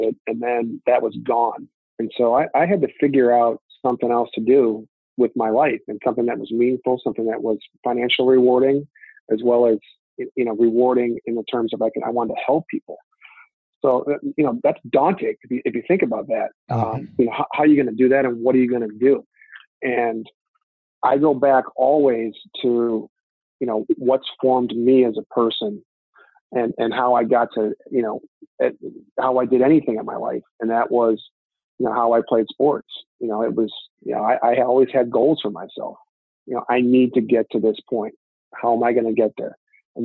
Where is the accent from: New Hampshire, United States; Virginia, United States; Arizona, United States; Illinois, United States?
Illinois, United States; Lake Forest; we grew up in Big Ten country right here. I grew up going to Northwestern games